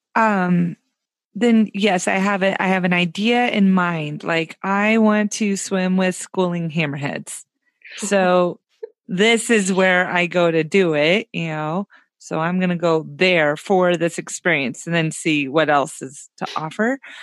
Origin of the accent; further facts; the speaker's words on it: Tennessee, United States; also born or lived in Orlando, Florida; now in Oregon, United States; I grew up in Tennessee